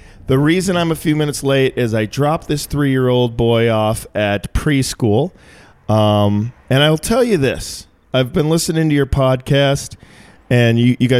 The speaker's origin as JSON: {"language": "English", "region": "Minnesota", "country": "United States", "also_born_or_lived": "Chicago", "moved": "as an adult", "lives_now": "Los Angeles, United States", "said": "I'm from Minnesota. It's a little..."}